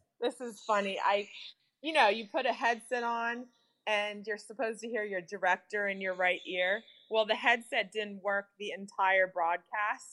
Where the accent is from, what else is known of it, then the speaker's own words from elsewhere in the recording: United States; I am from America